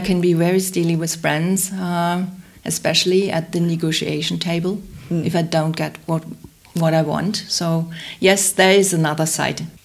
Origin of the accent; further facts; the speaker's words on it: Hamburg, Germany; I grew up in Hamburg.